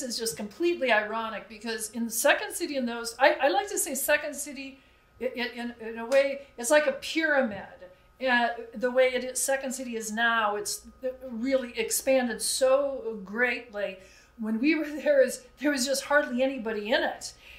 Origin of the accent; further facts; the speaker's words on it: Minnesota, United States; also born or lived in Wisconsin; I was born in Wisconsin, but I was only there for 3 months. Oh, well, so I'm really raised in Minnesota.